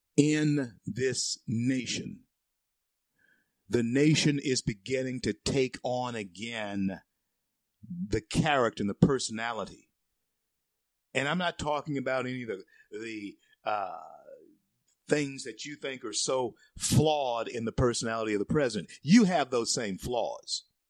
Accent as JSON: {"language": "English", "town": "Shreveport", "region": "Louisiana", "country": "United States", "tie": "born or raised there", "said": "Shreveport's a great town, my hometown."}